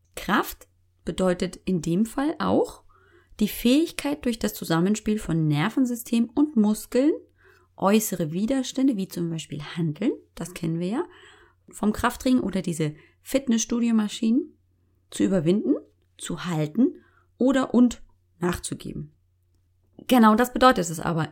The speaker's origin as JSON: {"language": "German", "town": "Munich", "region": "Bavaria", "country": "Germany", "tie": "born or raised there", "accent": "Bavarian", "said": "Geboren, aufgewachsen, original Münchner Kindel"}